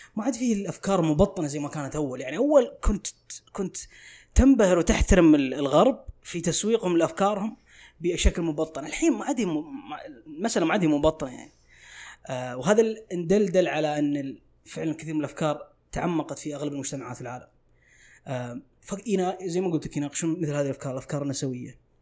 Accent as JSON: {"language": "Arabic", "country": "Saudi Arabia"}